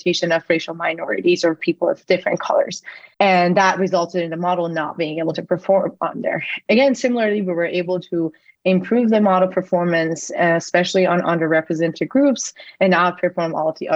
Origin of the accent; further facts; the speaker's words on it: Iran; moved away as an adult; now in United States; I was born and raised in Iran. I moved to the US after I got into MIT for my undergrad